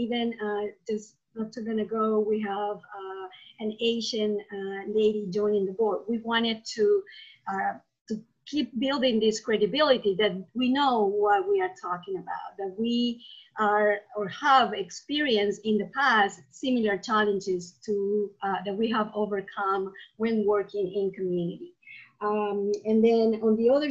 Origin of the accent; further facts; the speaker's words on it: Peru; moved away as an adult; now in United States; I'm originally from Peru. I moved to the US not too long ago, 13 years ago